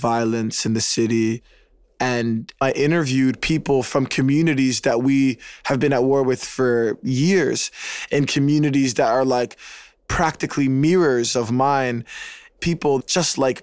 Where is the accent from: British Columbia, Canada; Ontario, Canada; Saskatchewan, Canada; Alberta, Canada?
Ontario, Canada; Toronto; I was raised in Regent Park. It's the first and largest housing project in Canada. It's right at the center of downtown Toronto